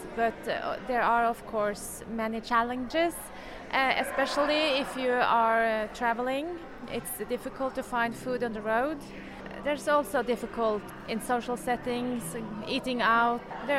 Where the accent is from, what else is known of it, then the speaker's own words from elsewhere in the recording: Norway; I'm from Norway.